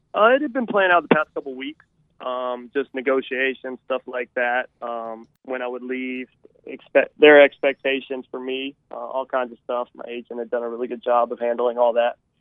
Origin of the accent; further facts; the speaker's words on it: Charleston, West Virginia, United States; also born or lived in Huntington, West Virginia; growing up in Charleston, growing up in Huntington